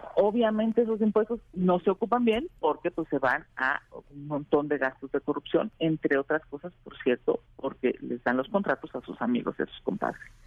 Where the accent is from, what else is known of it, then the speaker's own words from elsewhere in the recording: Mexico; somos vecinos de Estados Unidos